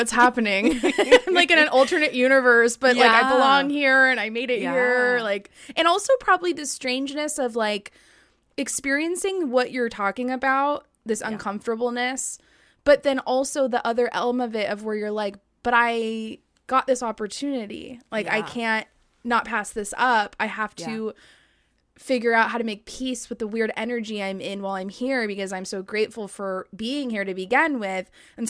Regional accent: Long Beach, California, United States; I didn't live in the Orange County area. I grew up in Long yeah. Beach.

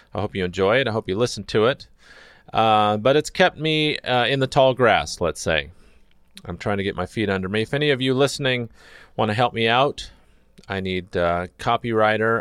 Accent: Redlands, California, United States; now in Los Angeles, United States; I was born in Redlands and spent, uh, quite a number of years there

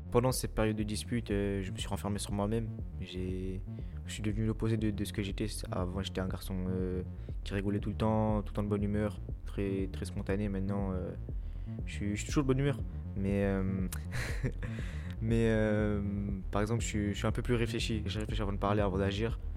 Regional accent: Le Bourget, Île-de-France, France; je viens du Bourget. Je suis un élève au lycée.

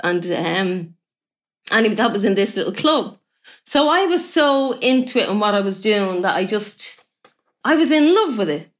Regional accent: Ireland; I'm, I'm Irish

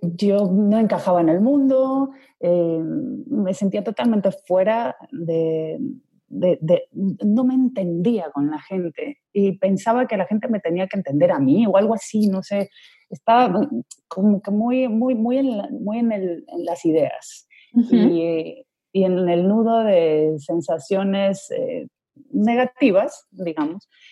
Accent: Ecuador; moved away as an adult; also born or lived in Spain / Colombia; now in Madrid, Spain; entonces yo viví gran parte de mi infancia en Ecuador

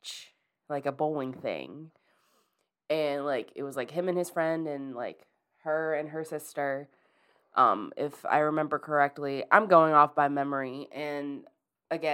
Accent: Towson, Maryland, United States; That's where I'm from. I'm from Towson.

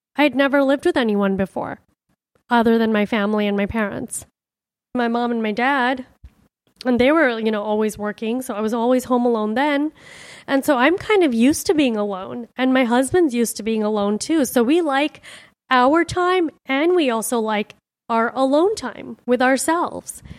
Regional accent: Miami, Florida, United States; also born or lived in India; my home, my childhood home, my parents' home.

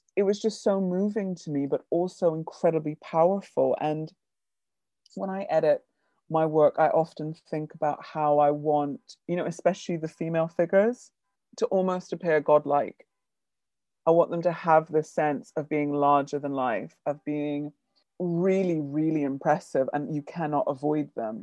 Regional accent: Bridgetown, Barbados; moved away; I grew up in the Caribbean

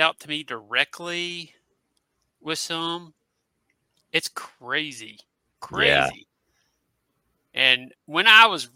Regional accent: Christiansburg, Virginia, United States; my hometown of Christiansburg, Virginia

